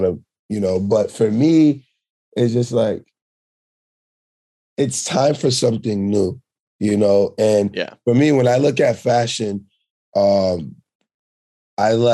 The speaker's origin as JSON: {"language": "English", "region": "New York", "country": "United States", "tie": "born or raised there", "also_born_or_lived": "Sint Maarten", "said": "I was born on the French side, but I moved to New York when I was four"}